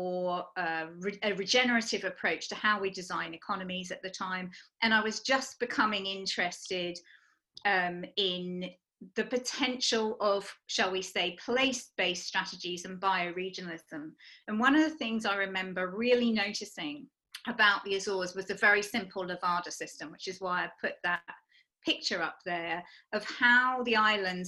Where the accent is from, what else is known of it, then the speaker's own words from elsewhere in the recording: United Kingdom; I am from the United Kingdom